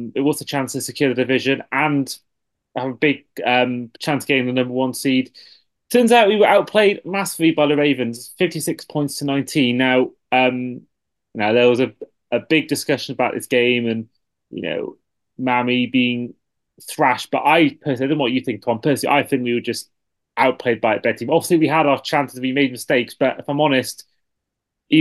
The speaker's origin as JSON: {"language": "English", "country": "United Kingdom"}